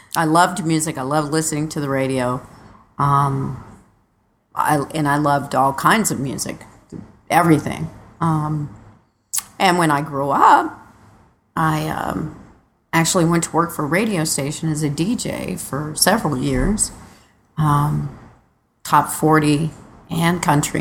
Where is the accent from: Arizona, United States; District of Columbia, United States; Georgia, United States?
Arizona, United States; Phoenix; I was born in Phoenix, Arizona.